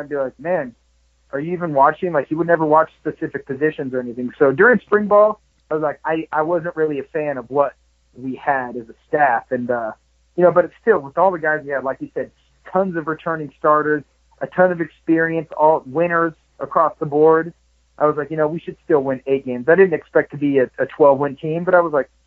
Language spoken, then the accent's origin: English; Southern California, United States; moved away as an adult; also born or lived in Hattiesburg, Mississippi; I grew up in a small surf town. You know, of course, small in Southern California